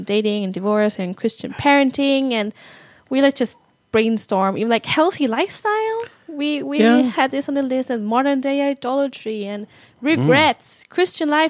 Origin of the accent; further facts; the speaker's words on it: Germany; moved away as an adult; now in Uppsala, Sweden; I was born in Germany, raised by Vietnamese parents. So I kind of look Asian for you people who want to picture me. I lived the first 19 years of my life in Germany.